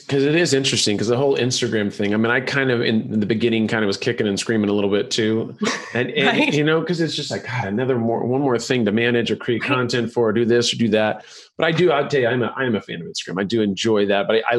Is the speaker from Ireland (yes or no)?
yes; Ireland; see, I'm Irish and I have this very beautiful milky white skin